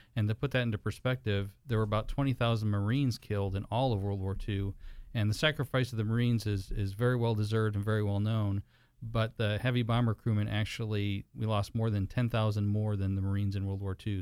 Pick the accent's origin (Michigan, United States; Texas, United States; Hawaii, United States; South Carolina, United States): Michigan, United States; moved away; I'm originally from Michigan